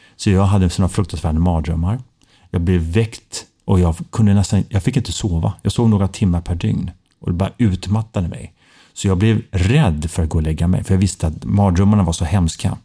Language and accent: Swedish; Stockholm, Stockholm County, Sweden; moved away as an adult; Jag är en Söderkis tre generationer